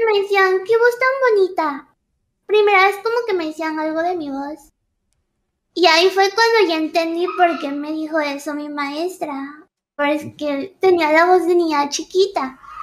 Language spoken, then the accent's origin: Spanish; Ecuador; soy de Ecuador, soy de un país chiquitito pero bonito